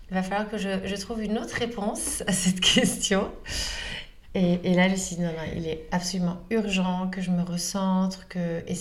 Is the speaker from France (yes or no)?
no; Northern Portugal, Portugal; dans la région dont je suis originaire au nord du Portugal.